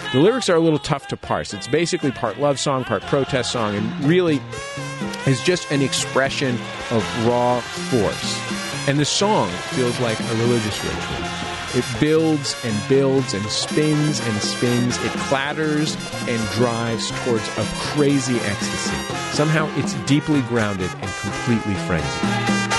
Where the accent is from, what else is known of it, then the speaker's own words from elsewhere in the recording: San Francisco, California, United States; I grew up in San Francisco, down the block from Caesar's Latin Palace